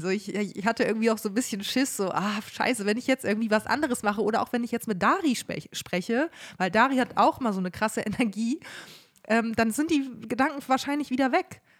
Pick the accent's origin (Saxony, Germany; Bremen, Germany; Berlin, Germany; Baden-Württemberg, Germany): Bremen, Germany; moved away as an adult; also born or lived in Münster; now in Cologne, Germany; wir waren in Bremen, in meiner Heimatstadt